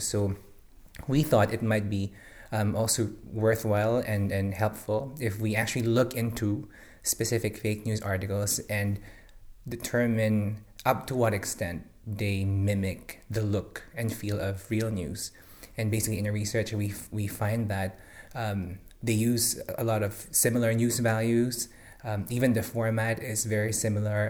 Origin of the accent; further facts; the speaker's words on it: Philippines; moved away as an adult; now in Singapore; I'm originally from the Philippines, um, where I work as a newspaper reporter for six years